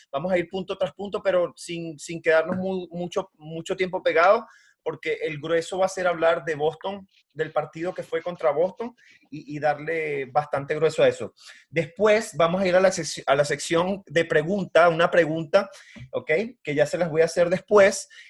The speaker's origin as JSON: {"language": "Spanish", "country": "Venezuela", "said": "yo soy de Venezuela"}